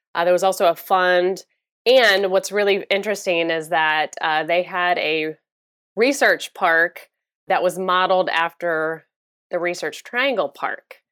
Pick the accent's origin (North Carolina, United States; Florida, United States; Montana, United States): Florida, United States; also born or lived in Chicago area; I'm originally from the Chicago area, but I grew up in Florida.